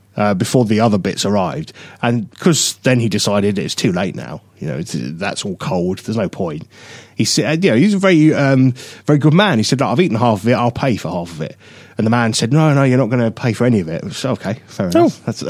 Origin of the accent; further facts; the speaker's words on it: United Kingdom; I'm very British